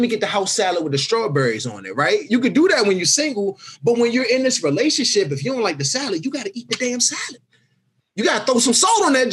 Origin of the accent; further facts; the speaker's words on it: Washington, District of Columbia, United States; I'm from Southeast. Like, it's real handsy over there. Like, ain't much time to talk or nothing. It's reactionary. It's survivalistic. So that's the environment I grew up